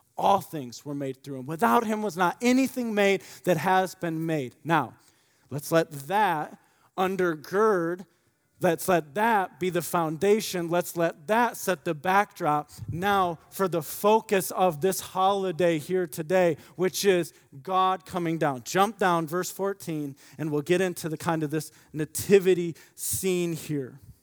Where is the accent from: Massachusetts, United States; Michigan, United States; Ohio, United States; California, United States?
Michigan, United States; now in Indiana, United States; I grew up in Michigan